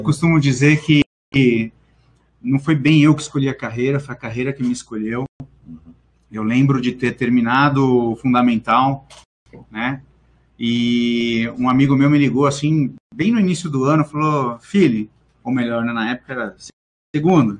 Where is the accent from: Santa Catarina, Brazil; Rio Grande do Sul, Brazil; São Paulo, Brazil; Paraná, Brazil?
São Paulo, Brazil; also born or lived in Missão Velha, Ceará, Brazil; Eu vim bastante novo, né, para São Paulo, tinha uns 4, 5 anos